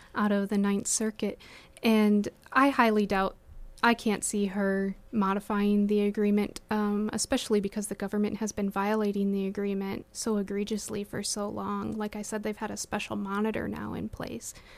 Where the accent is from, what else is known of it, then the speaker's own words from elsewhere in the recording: South Dakota, United States; I was from South Dakota